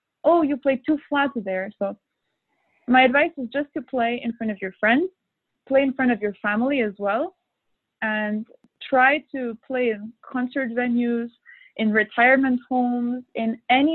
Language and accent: English; Montreal, Quebec, Canada; now in Europe; I had a lot of concert opportunities and competitions in my hometown in Montreal